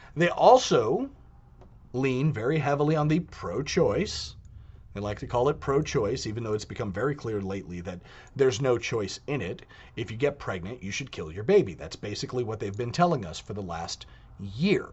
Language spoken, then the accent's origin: English; United States; Being American